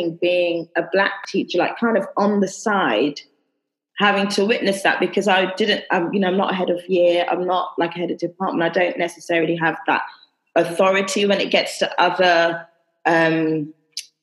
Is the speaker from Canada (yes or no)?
no; London, United Kingdom; moved away as an adult; I'm from London